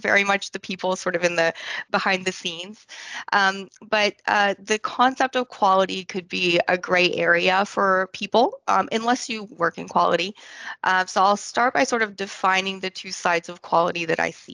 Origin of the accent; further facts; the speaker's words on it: France; also born or lived in Scotland; now in Austin, United States; I was born in Scotland and I grew up in France. And now I'm based in Austin, Texas.